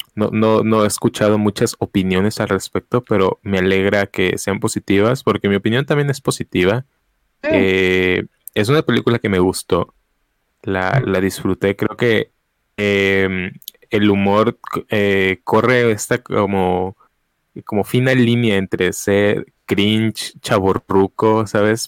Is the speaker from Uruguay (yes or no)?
no; Mexico City, Mexico; moved away; yo sí crecí parte de mi, mi infancia en la Ciudad de México